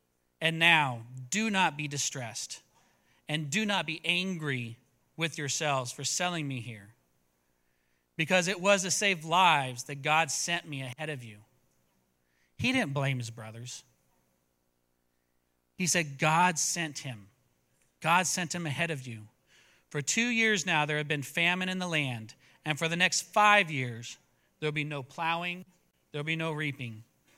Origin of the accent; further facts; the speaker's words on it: Italy; also born or lived in United States; I grew up in Italy. I went back to the United States.